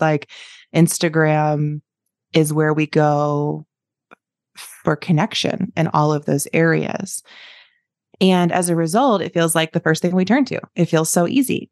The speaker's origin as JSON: {"language": "English", "region": "East Coast", "country": "United States", "tie": "born or raised there", "also_born_or_lived": "Chicago", "moved": "as an adult", "lives_now": "Lincoln, United States", "said": "I had grown up on the East Coast"}